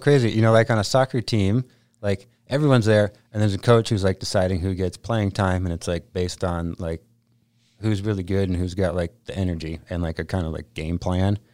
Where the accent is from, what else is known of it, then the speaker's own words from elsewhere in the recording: Vermont, United States; moved away as an adult; also born or lived in Whistler; I'm from Vermont